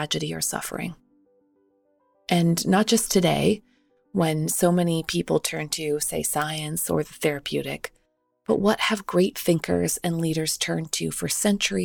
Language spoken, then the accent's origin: English; Canada; When I was growing up in Canada